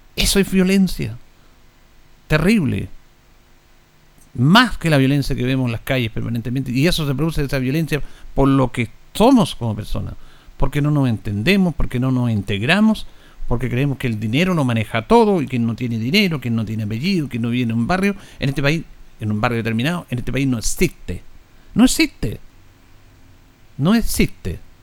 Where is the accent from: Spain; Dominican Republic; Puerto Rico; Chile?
Chile; lo que somos los chilenos